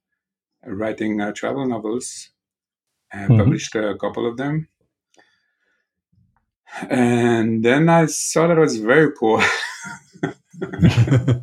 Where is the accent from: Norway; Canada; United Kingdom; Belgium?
Belgium; now in Israel; I was born in Belgium, mm-hmm. and I live in Israel since 1986, 1987